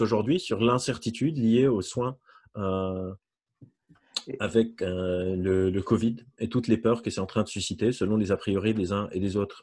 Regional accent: Lebanon; moved away; je suis libanais, j'ai grandi euh, là-bas

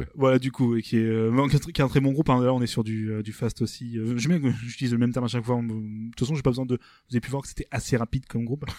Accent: Rouen, Normandy, France; nous on est en Normandie on est de est on est de Rouen

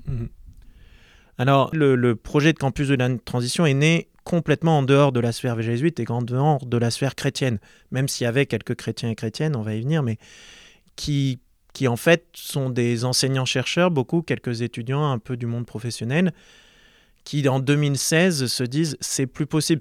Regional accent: Marseille, Provence-Alpes-Côte d'Azur, France; J'ai grandi à Marseille

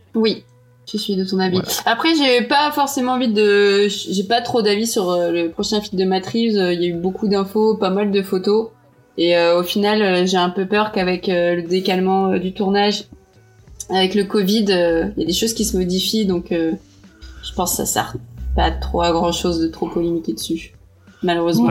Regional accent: Portugal; je suis portugaise

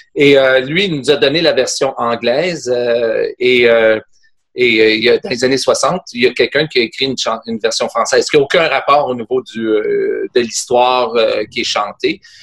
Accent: Quebec, Canada; accent: Québécois; je suis québécois

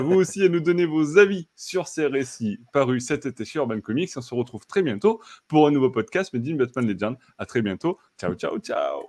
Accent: France; chez nous en France

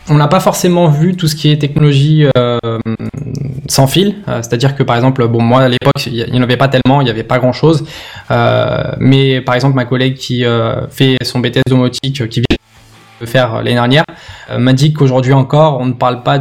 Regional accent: Lyon, Auvergne-Rhône-Alpes, France; je suis originaire de Lyon.

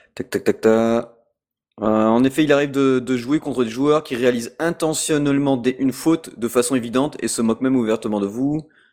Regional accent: France; chez nous en France

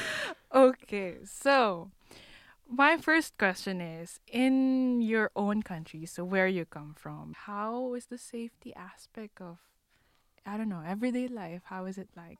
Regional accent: Manila, Metro Manila, Philippines; now in Paris, France; I'm from Manila in the Philippines

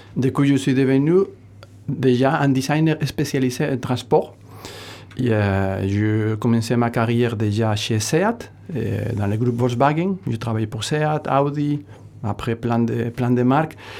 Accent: northern Spain, Spain; French is a second language; also born or lived in Munich, Germany; now in Hossegor, France; je suis du nord de l'Espagne

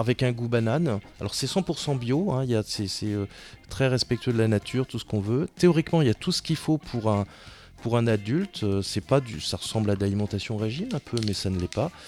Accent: France; on est français

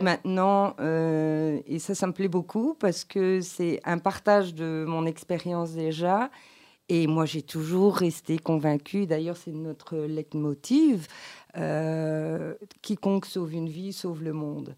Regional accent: Belgium; je suis belge et née en Belgique

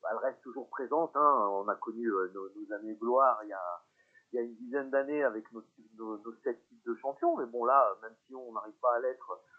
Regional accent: Saint-Priest, Auvergne-Rhône-Alpes, France; also born or lived in Lyon; je suis né à Lyon 2e. D'accord. Et j'ai grandi à Saint-Priest.

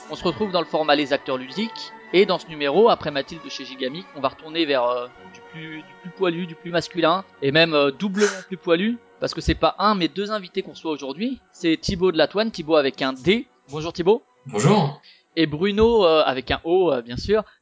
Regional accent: Paris, Île-de-France, France; Moi, je suis parisien.

